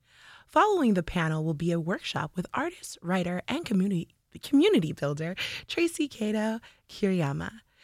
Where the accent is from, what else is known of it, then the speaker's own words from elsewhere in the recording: South Africa; now in Los Angeles, United States; from South Africa.